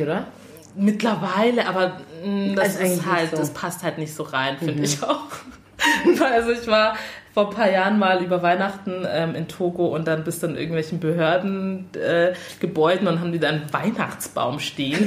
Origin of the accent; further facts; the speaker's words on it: Germany; Ich bin ja hier in Deutschland ähm, geboren.